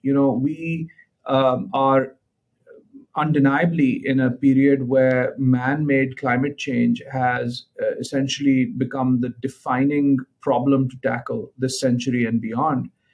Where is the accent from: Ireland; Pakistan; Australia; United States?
Pakistan; Lahore, Punjab; I was born in Lahore, Pakistan